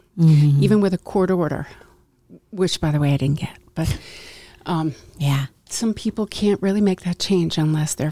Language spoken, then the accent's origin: English; Westchester County, New York, United States; I grew up in Westchester County, a small town in Westchester.